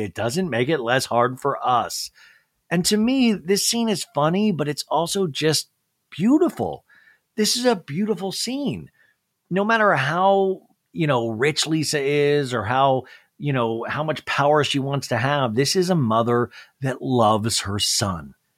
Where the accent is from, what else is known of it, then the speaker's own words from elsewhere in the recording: Kansas, United States; when I grew up in Kansas